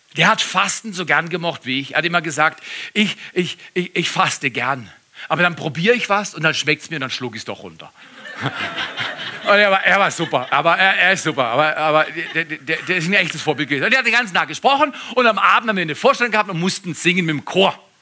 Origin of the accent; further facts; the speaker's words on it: Freiburg im Breisgau, Baden-Württemberg, Germany; now in Todtmoos, Germany; Als Freiburger